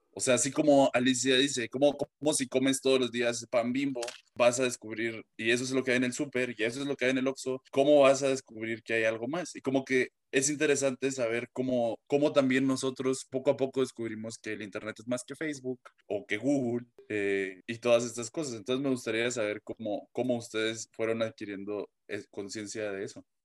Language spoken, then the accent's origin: Spanish; Guatemala; de mi, pues, de Guatemala